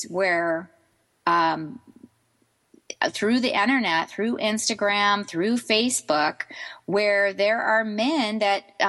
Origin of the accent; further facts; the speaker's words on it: United States; I'm American